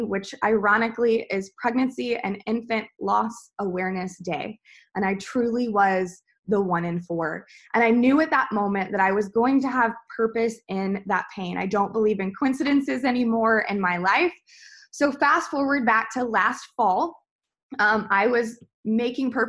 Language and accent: English; the South, United States; also born or lived in Atlanta; I'm from the South, so if I ate vegetables, they were thoroughly fried and salted